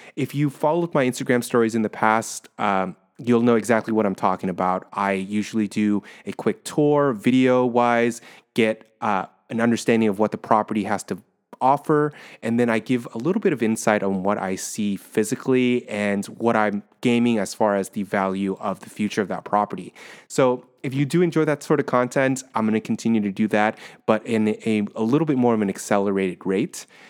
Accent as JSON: {"language": "English", "area": "Orange County", "region": "California", "country": "United States", "moved": "as an adult", "lives_now": "San Francisco, United States", "said": "I'm originally from Orange County"}